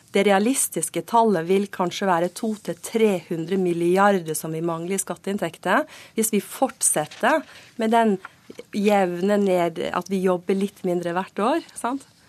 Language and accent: Norwegian; Western Norway, Norway; Jeg kommer fra Vestlandet